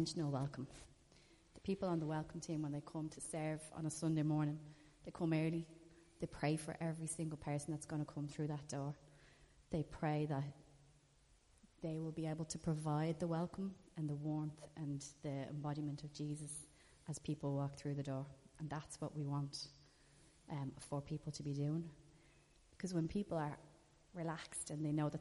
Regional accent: Ireland; We're Irish

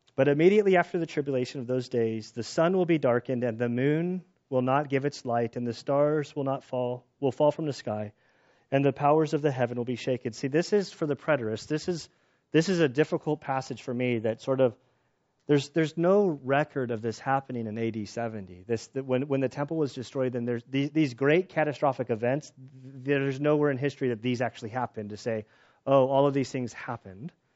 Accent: United States; we as American Christians

